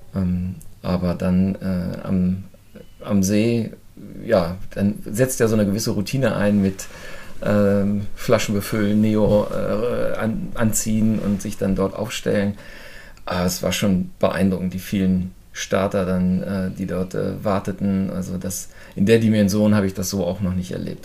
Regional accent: Burgdorf, Lower Saxony, Germany; Ich komme aus der Nähe von Hannover, aus Burgdorf

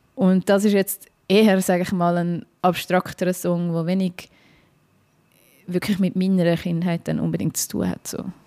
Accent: Dietikon, Zurich, Switzerland; ich bin jetzt in Dietiken aufgewachsen, das ist so eine Aglo zwischen Baden und Zürich

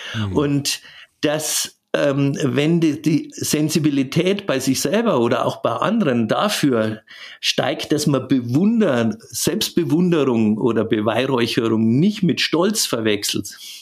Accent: Southern Germany, Germany; bei uns in Süddeutschland

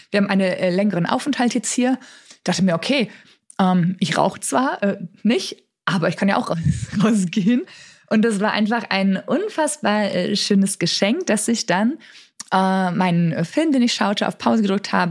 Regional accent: Dortmund, North Rhine-Westphalia, Germany; moved away as an adult; Und ich bin ja gebürtig aus Dortmund, habe da gelebt, bis ich irgendwie, weiß ich nicht, so 26, 27 Jahre alt war.

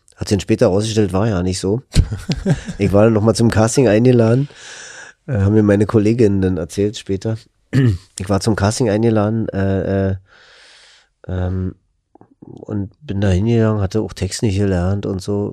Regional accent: Berlin, Germany; accent: Berlinisch; als Berliner

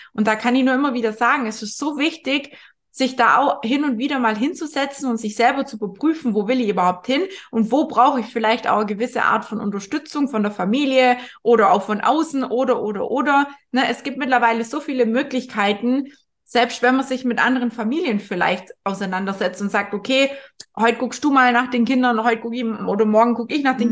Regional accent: area around Bad Wörishofen, Bavaria, Germany; moved away; ich komme ja da aus der Ecke

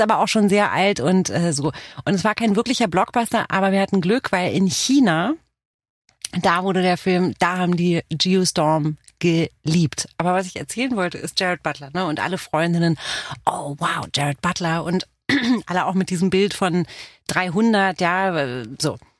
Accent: Romania; first language Romanian; German is a second language; now in Germany; aus Rumänien bin ich

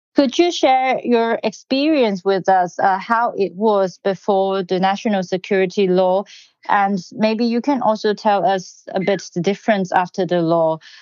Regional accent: Hong Kong; moved away as an adult; now in Berlin, Germany; born and raised in Hong Kong and now based in Berlin

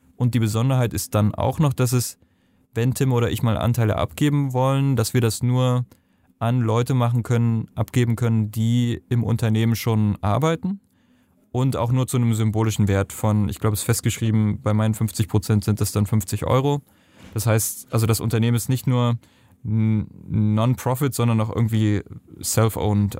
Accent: Germany; also born or lived in Nepal; bei uns in Deutschland

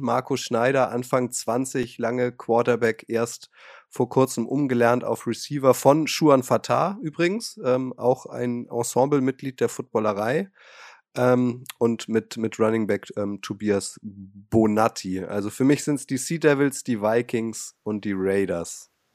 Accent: Hamburg, Germany; als Hamburger

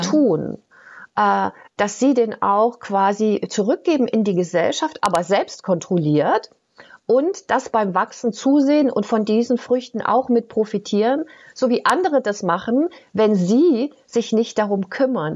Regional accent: Germany; ich komme ja aus der DDR

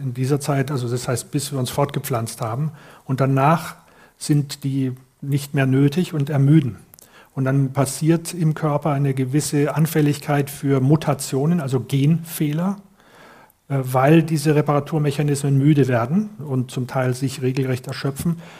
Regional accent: Cologne, North Rhine-Westphalia, Germany; als Kölner

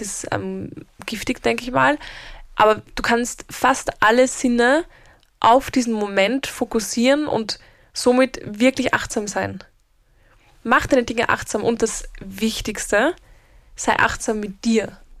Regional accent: Austria; bei uns in Österreich

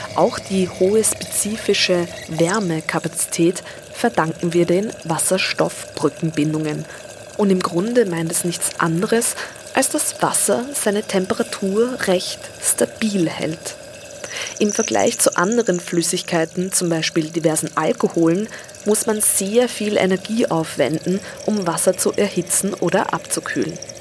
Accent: Vienna, Austria; Auch ich bin in den Donauauen aufgewachsen, und zwar in den Wiener Donauauen

